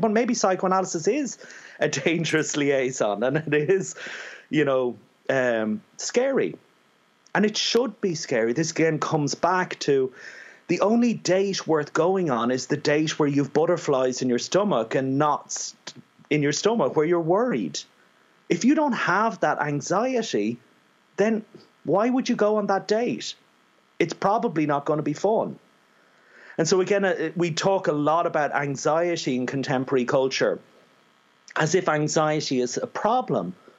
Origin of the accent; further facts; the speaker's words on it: Ireland; being an Irishman